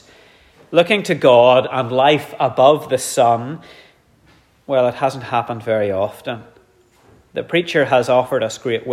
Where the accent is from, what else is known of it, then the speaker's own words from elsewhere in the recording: Dromore, Northern Ireland, United Kingdom; growing up in Dromore, I was in the Scouts